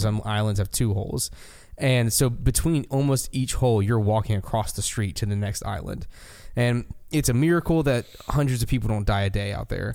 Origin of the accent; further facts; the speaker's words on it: United States; as an American